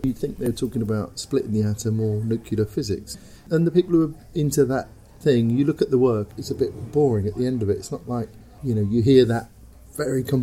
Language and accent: English; London, United Kingdom; I come from Shoreditch